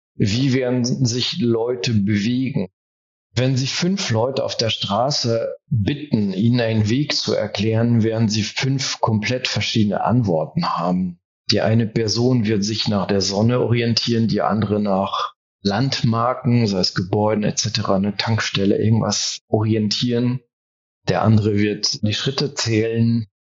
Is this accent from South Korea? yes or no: no; France; first language German and French (bilingual); moved away as an adult; now in Germany; Ich bin in Frankreich groß geworden und ich bin im zweisprachigen Kontext aufgewachsen